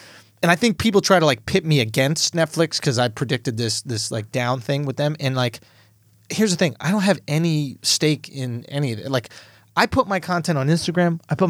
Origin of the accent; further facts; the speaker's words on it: New York City, New York, United States; it's cool to show your parents that you're in the New York Times, especially as a New Yorker, right?